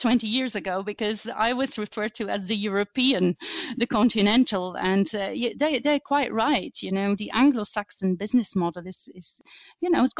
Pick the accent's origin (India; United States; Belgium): Belgium; Flanders; first language Flemish; English is a second language; moved away as an adult; now in United Kingdom; you will quickly pick up on my accent. I speak Flemish. I am Belgian, but I have been living and working in the UK for almost 20 years now.